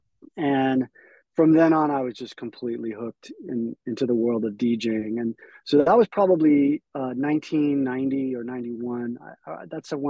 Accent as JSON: {"language": "English", "town": "Mountain View", "region": "California", "country": "United States", "tie": "born or raised there", "said": "I'm a born and raised in the Bay Area, down in the South Bay near Mountain View, California"}